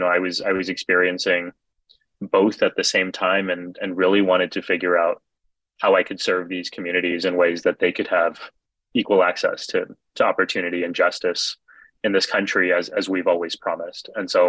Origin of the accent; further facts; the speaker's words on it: Texas, United States; for me as a kid growing up in Texas, we were the only ones in South Texas in the whole region who wore turbans.